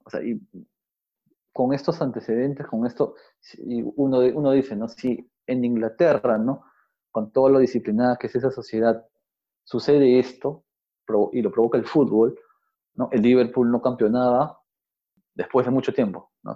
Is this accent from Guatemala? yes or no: no; Peru; cómo somos los peruanos, cómo nos comportamos